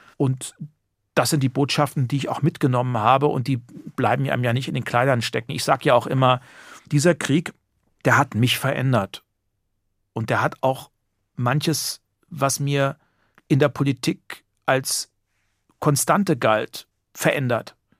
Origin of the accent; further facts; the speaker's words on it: Heringen, Hesse, Germany; ich bin wirklich in Heringen geboren, aufgewachsen, zur Schule gegangen